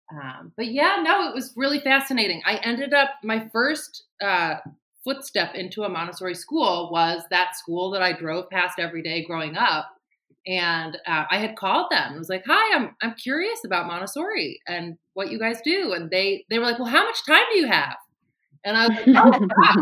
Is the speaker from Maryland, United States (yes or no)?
yes; Baltimore, Maryland, United States; also born or lived in Annapolis; I'm from the Baltimore area